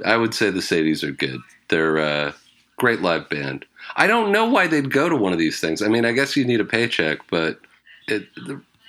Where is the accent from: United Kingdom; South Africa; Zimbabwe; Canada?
Canada; as a Canadian who grew up in a rural town